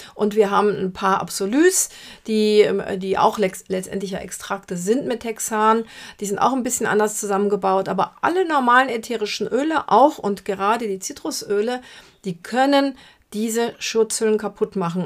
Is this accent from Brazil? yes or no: yes; Brazil; moved away; aus meiner Heimat Brasilien